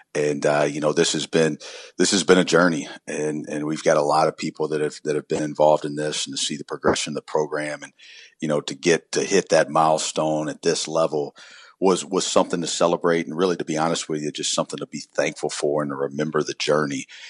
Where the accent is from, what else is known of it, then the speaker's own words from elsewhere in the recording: Columbia, South Carolina, United States; I grew up in South Carolina in Columbia